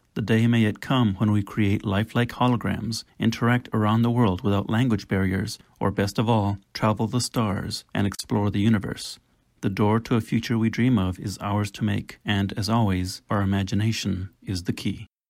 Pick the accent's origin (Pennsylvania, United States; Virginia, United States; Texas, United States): Texas, United States; San Antonio; I grew up in San Antonio, Texas